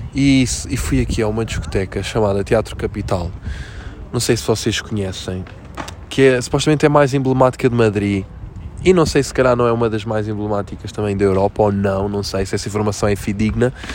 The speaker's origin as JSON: {"language": "Portuguese", "country": "Portugal", "said": "eu sou português"}